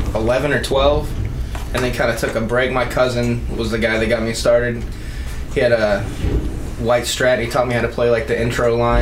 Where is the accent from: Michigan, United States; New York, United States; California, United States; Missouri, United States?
Missouri, United States; Yeah, I grew up here in town.